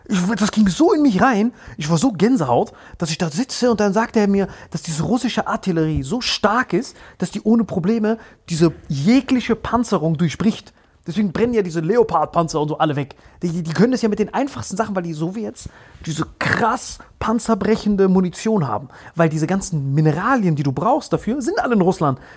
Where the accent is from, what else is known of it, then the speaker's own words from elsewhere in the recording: Morocco; Nein, oder? was für Kentucky? Ich bin aus Marokko. Ich habe auch meinen marokkanischen Ausweis dann gezeigt.